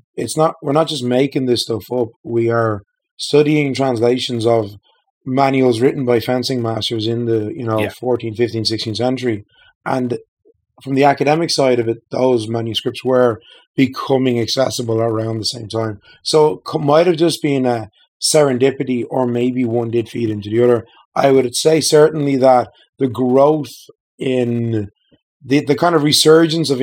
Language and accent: English; Dublin, Leinster, Ireland; I'm from Ireland, originally born and reared in Dublin, still living there.